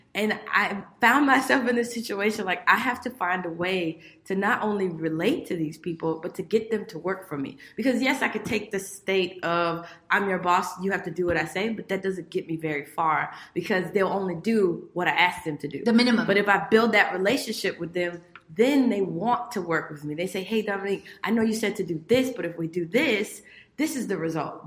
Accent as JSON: {"language": "English", "town": "Miami", "region": "Florida", "country": "United States", "tie": "born or raised there", "said": "I grew up in Miami, Florida"}